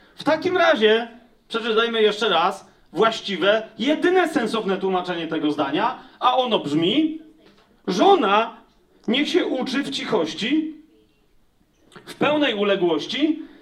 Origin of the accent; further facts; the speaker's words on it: Poland; ja jestem z Polski